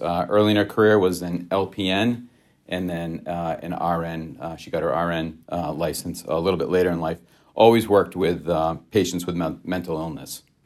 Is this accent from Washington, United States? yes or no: no; Grafton, Massachusetts, United States; also born or lived in Worcester, Massachusetts; I was born in Worcester, Massachusetts, uh, and raised in a small town right south of Worcester called, uh, called Grafton, Massachusetts.